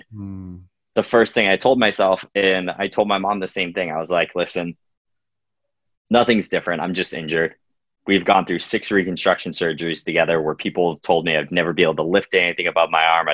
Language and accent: English; Coopersburg, Pennsylvania, United States; moved away; also born or lived in Philadelphia, Pennsylvania; I grew up in Coopersburg, PA, right outside of Quakertown